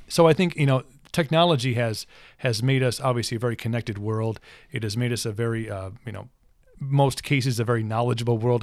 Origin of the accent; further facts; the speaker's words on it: United States; also born or lived in Ireland; as an American